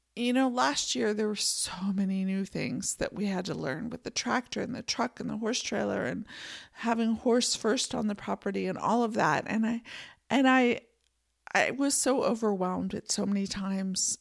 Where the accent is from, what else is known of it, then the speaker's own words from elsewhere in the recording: Pennsylvania, United States; also born or lived in San Francisco Bay Area, California; now in Montana, United States; I grew up in Pennsylvania